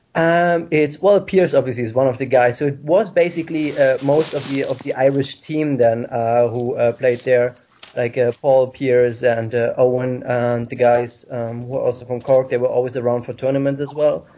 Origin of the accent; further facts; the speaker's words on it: Germany; English is a second language; moved away as an adult; now in Ireland; I'm being originally from Germany